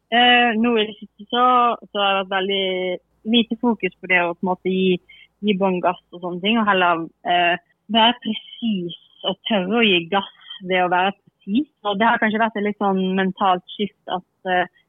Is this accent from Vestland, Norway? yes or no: yes; Bergen, Vestland, Norway; moved away; jeg er fra Bergen ennå